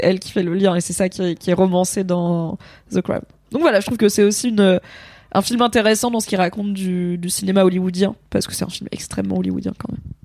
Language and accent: French; France; nous en tant que Français